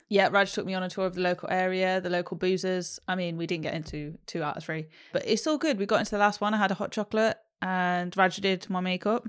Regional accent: London, United Kingdom; Oh, London.

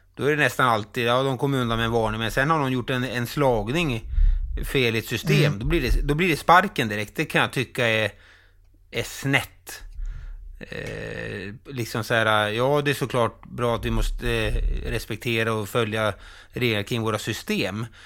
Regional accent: Falun, Dalarna County, Sweden; Falun, min hemstad

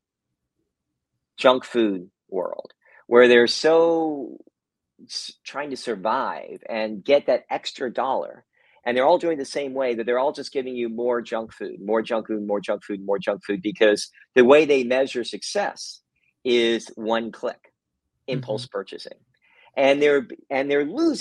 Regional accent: Kentucky, United States; now in San Francisco, United States; Actually, I'm from Kentucky originally

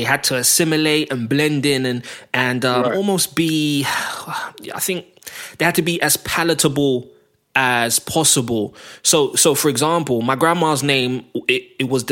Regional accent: London, United Kingdom; I grew up in Northwest London, just like you, Northwest 10 to be precise

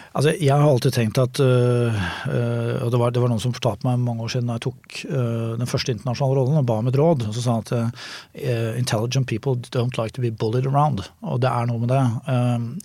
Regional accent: Norway; jeg kommer fra Norge

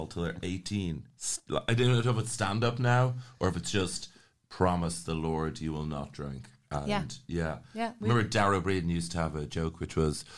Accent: Ireland; One of the key things of growing up in Ireland was that it really equipped you with cynicism from a very early age

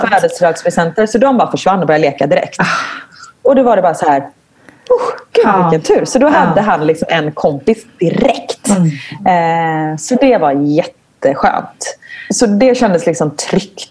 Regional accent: Gothenburg, Västra Götaland, Sweden; moved away as an adult; now in Belgium; jag kommer från Göteborg så jag är van vid regn

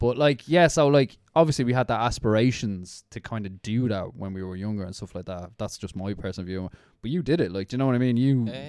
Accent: Dublin, Leinster, Ireland; I was from Inchicore, like originally. Like, so we lived on Connolly Avenue

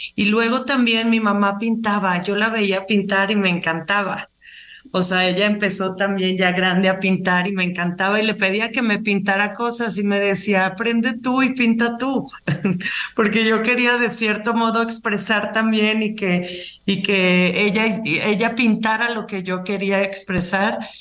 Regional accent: Mexico; moved away; estar aquí en mi país

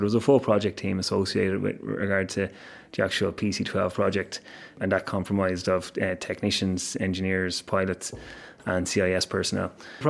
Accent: Dublin, Leinster, Ireland; I grew up in Dublin, and just over the house that I grew up in would have been the approach paths to one of the runways here in Baldonnell.

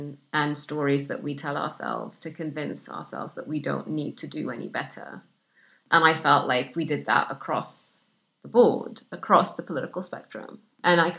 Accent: Sudan; English is a second language; moved away as an adult; also born or lived in Egypt / Saudi Arabia; now in United Kingdom; the isolation that I grew up with in Sudan

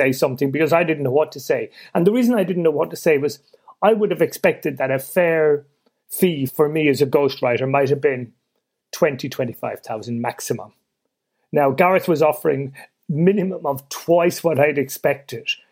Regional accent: Ireland; I'm Irish born and raised

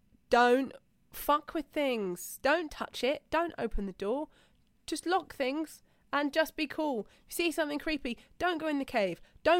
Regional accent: Uganda; moved away; I come from Uganda.

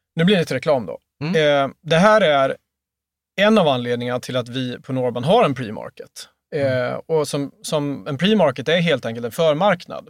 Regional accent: Mora, Dalarna County, Sweden; moved away as an adult; now in Skåne, Sweden; Min pappa hade drivit en, eh, en franchise i, i Mora, där vi kommer ifrån, både jag och, jag och han

